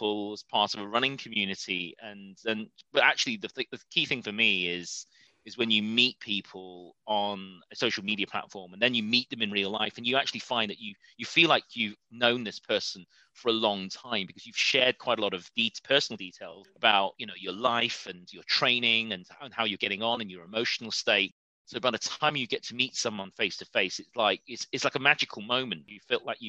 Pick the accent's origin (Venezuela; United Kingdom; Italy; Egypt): United Kingdom; Preston, North West England; now in London, United Kingdom; I was born in Preston, in Lancashire